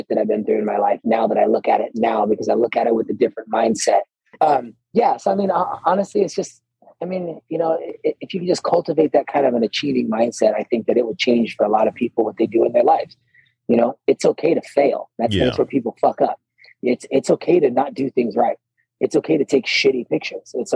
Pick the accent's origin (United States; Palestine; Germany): United States; Ohio; moved away as an adult; also born or lived in California / North Carolina; growing up in Ohio, it's not really the woods, but, you know, it's flat land